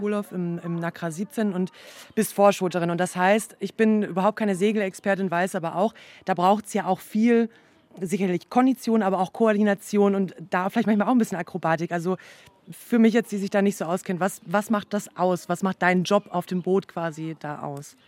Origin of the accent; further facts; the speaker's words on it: North Rhine-Westphalia, Germany; moved away; ich komme zum Beispiel jetzt aus Nordrhein-Westfalen